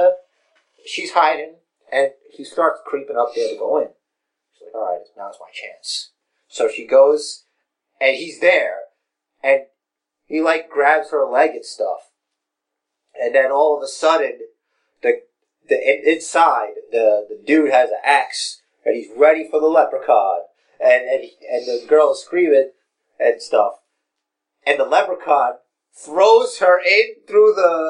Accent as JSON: {"language": "English", "town": "New York City", "region": "New York", "country": "United States", "said": "both Fresh and I hail from Brooklyn. We live in Brooklyn"}